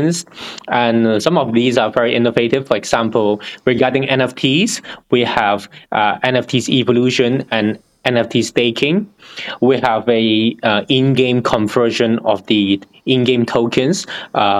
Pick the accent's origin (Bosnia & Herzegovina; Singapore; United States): Singapore; I'm originally from Singapore